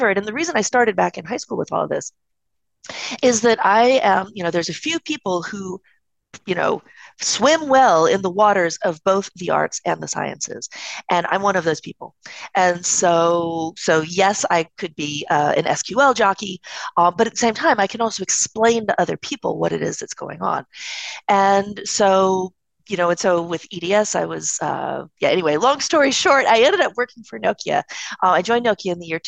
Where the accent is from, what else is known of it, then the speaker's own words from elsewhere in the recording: East Coast, United States; I'm from the East Coast